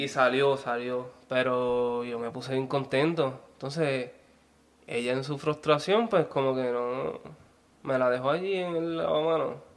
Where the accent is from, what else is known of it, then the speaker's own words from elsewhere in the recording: Ponce, Puerto Rico; Yo soy de Ponce.